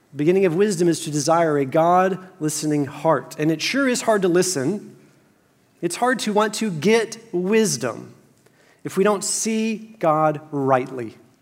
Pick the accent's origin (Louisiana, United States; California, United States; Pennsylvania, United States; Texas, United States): Texas, United States; Fort Worth; moved to my hometown of Fort Worth.